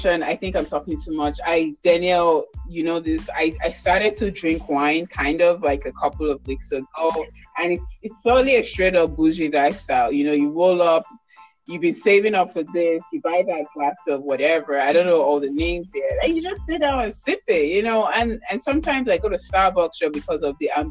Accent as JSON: {"language": "English", "country": "Nigeria", "moved": "yes", "lives_now": "United States", "said": "I'm from Nigeria, West Africa"}